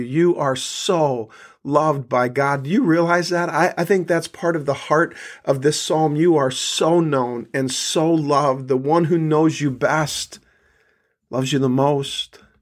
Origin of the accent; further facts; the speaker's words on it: South Dakota, United States; I grew up in South Dakota